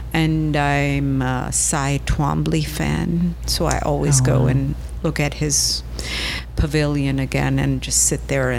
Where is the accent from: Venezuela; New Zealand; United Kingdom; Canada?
Venezuela; moved away as an adult; also born or lived in Pittsburgh, United States; I grew up in Venezuela, yes.